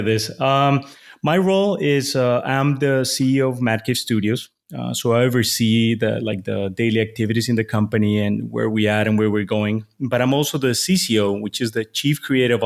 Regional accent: Bogotá, Colombia; moved away as an adult; also born or lived in Boston, United States; My hometown is in Bogota, Colombia

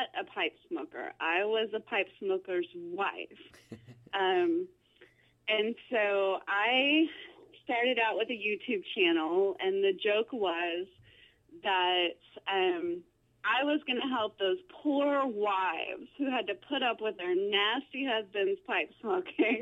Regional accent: Greensburg Springs, Louisiana, United States; I live in a little town called Greenville Springs, which is just north of Baton Rouge, Louisiana. And I actually live now less than 2 miles from the house I grew up

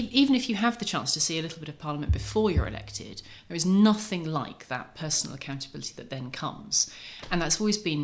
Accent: Norfolk, East of England, United Kingdom; growing up in Norfolk

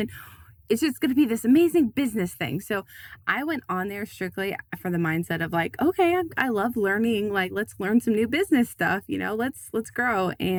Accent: Iowa, United States; also born or lived in Tennessee; I went from living in Tennessee. I'm originally from Iowa, but then I was living in Tennessee

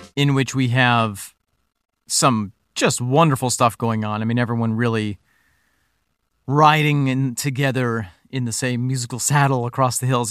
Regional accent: Finger Lakes area, New York, United States; the area that we grew up in, Nick, we have the Amish

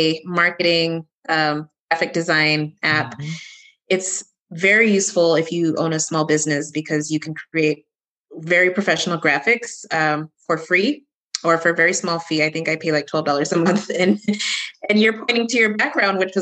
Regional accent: Texas, United States; moved away; I'm originally from Texas. So yeah, I got to support a fellow Texan

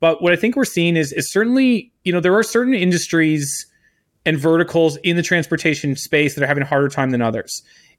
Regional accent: Canada; I'm Canadian, and look, I've been accused of worse, but I'm not a communist either.

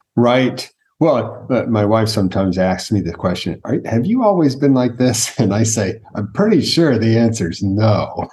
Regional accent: United States; first language English; Native American born, so I was born in America. English is my first language

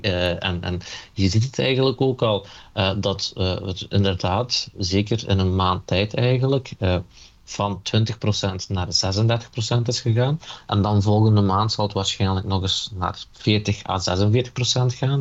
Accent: Limburg, Flanders, Belgium; also born or lived in Elazığ, Turkey (parents' origin); je kunt mij eh, eh, een, Turks-Koerdische Limburger noemen

